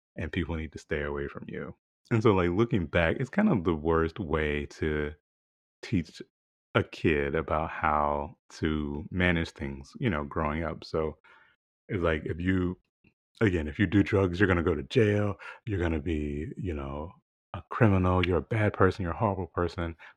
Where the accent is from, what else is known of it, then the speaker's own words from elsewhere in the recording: the South, United States; growing up in the South